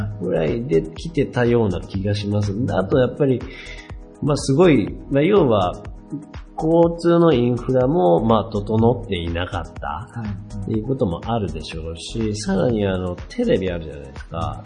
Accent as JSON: {"language": "Japanese", "town": "Wake", "region": "Okayama", "country": "Japan", "tie": "born or raised there", "said": "僕の出身和家っていう、和家町っていう町なんですけど"}